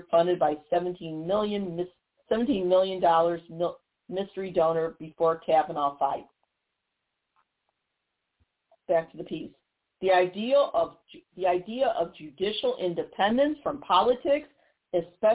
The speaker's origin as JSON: {"language": "English", "region": "Missouri", "country": "United States", "said": "my home state of Missouri"}